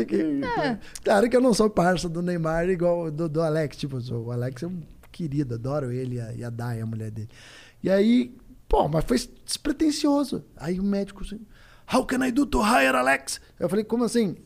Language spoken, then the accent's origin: Portuguese; Curitiba, Paraná, Brazil; eu sou de Curitiba